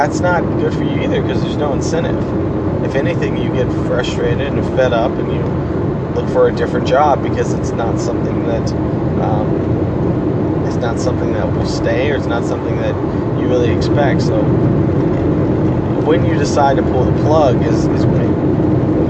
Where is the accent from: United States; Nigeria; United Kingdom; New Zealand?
United States; Houston, Texas; I'm from Houston